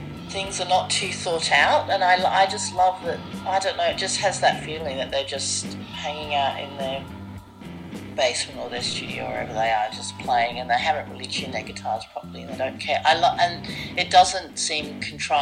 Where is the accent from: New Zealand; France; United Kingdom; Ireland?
United Kingdom; Surrey, South East England; moved away; also born or lived in Wimbledon, London; I was born in Wimbledon and grew up in Surrey.